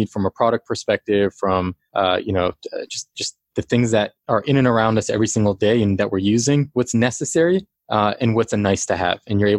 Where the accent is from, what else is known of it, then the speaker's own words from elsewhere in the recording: Washington, D.C. area, United States; No, in the Washington, D.C. area.